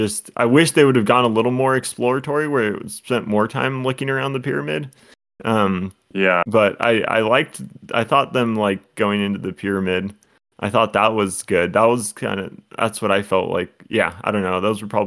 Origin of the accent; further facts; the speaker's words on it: Scotland, United Kingdom; That's my personality, in addition to being Scottish.